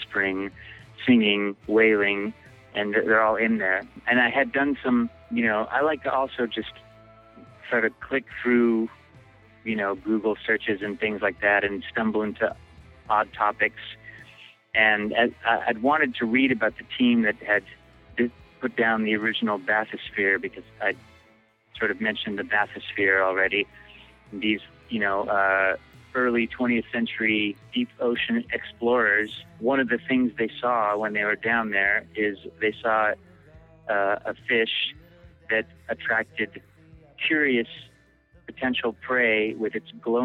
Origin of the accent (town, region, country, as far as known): Bellingham, Washington, United States; born or raised there; also born or lived in Seattle